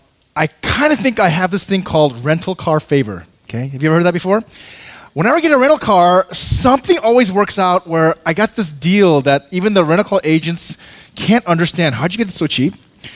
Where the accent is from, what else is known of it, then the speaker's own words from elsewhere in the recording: Seoul, South Korea; born there; moved away; also born or lived in Chicago / Seattle / New York; I was born in Korea in a large city, Seoul, came to Chicago, Seattle for a while, but New York.